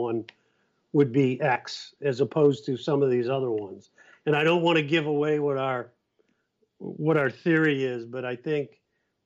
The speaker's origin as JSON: {"language": "English", "area": "Cape Cod", "region": "Massachusetts", "country": "United States", "said": "I'm from Cape Cod"}